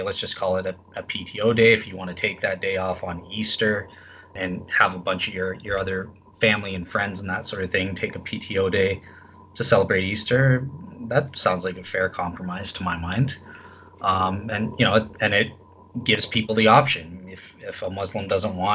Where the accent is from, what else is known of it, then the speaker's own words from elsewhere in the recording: Canada; I'm a Canadian